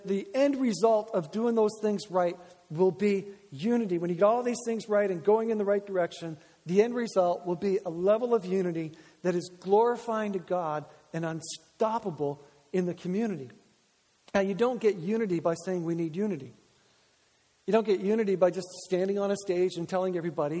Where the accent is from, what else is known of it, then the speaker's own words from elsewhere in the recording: the Maritimes, Canada; We're from the Maritimes